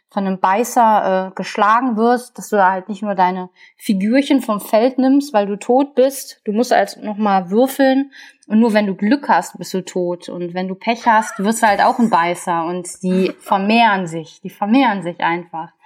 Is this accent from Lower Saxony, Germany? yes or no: no; Ruhr area, North Rhine-Westphalia, Germany; hier bei uns im Ruhrgebiet